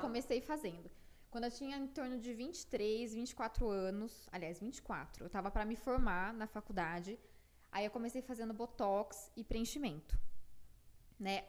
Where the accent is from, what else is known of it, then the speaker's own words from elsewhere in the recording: Piracicaba, São Paulo, Brazil; moved away as an adult; also born or lived in Porto Alegre; now in São Paulo, Brazil; eu nasci em Piracicaba, né, aqui pertinho de São Paulo, dá mais ou menos uma hora e meia daqui